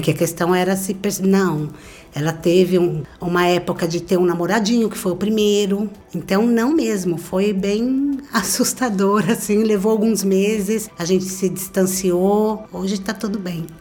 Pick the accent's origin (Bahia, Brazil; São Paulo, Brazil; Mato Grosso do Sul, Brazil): São Paulo, Brazil; Osasco; sou de Osasco, São Paulo